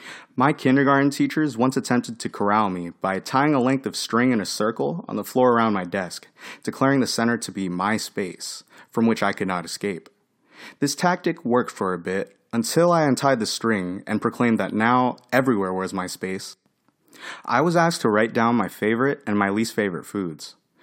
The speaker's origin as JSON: {"language": "English", "town": "Fairfax", "region": "Virginia", "country": "United States", "tie": "born there", "said": "I was born in Fairfax, Virginia, a wooded and peaceful, diverse, and safe suburb."}